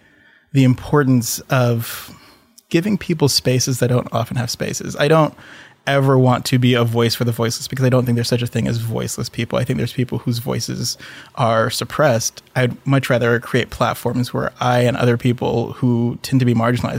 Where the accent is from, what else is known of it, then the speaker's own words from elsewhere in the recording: Indonesia; also born or lived in Singapore / Michigan / Philippines / Thailand; I grew up in Southeast Asia, was born in Singapore, grew up in Indonesia, a little bit in Michigan when my dad was doing his PhD at Andrews, and then the Philippines and Thailand.